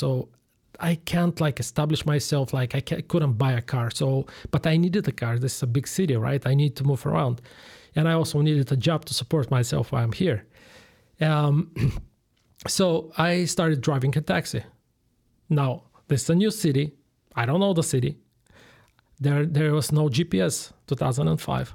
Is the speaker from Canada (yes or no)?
no; Bulgaria; English is a second language; moved away as an adult; also born or lived in Switzerland; now in Chicago, United States; I'm originally from Bulgaria. I was born and I grew up there